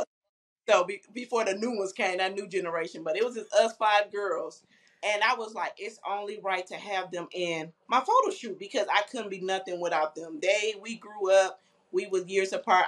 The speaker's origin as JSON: {"language": "English", "town": "Flint", "region": "Michigan", "country": "United States", "moved": "as an adult", "lives_now": "Indianapolis, United States", "said": "I'm originally from Flint, Michigan"}